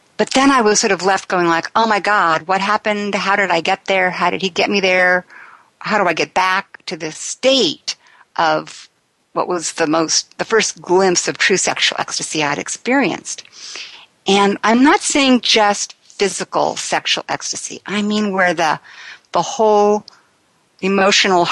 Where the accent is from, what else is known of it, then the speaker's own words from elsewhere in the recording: Sacramento, California, United States; I was raised in the Sacramento area of California